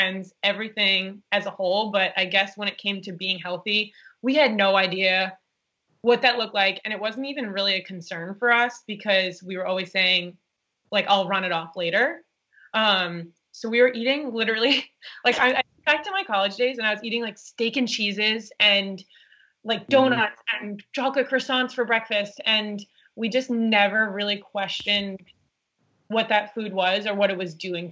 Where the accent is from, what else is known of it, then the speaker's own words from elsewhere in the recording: New York City, New York, United States; We grew up in Staten Island, New York